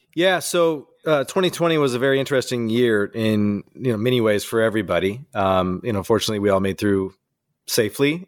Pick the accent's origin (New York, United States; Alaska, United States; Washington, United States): Washington, United States; Walla Walla; we started this thing as a hobby, really, in my hometown ten years ago